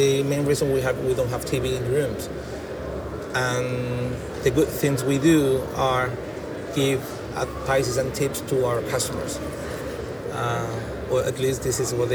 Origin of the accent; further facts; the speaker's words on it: Jerez de la Frontera, Andalusia, Spain; English is a second language; moved away as an adult; I'm from Jerez, I've been away for 10 years, and back in my hometown